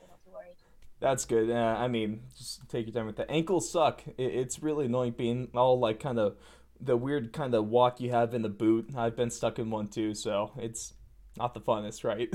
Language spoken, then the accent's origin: English; Sacramento, California, United States; I'm still from Sacramento